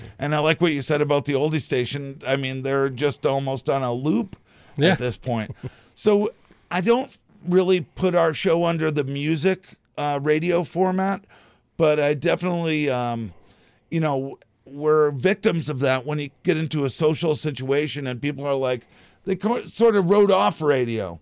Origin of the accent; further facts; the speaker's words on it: outside of Boston, Massachusetts, United States; now in Traverse City, United States; I grew up outside of Boston